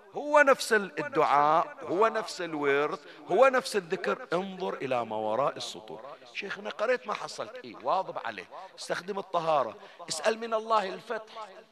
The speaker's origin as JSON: {"language": "Arabic", "country": "Bahrain", "said": "عندنا في البحرين"}